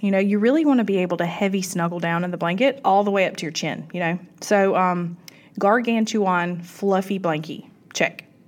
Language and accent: English; South Georgia, United States; I am from South Georgia